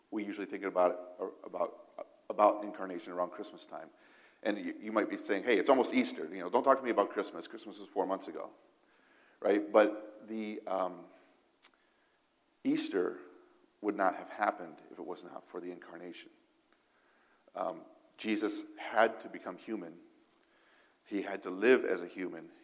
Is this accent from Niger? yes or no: yes; Niger; I, I, can't speak for other countries because I grew up in Africa, but in, in Niger, uh, this, the state language is French, right?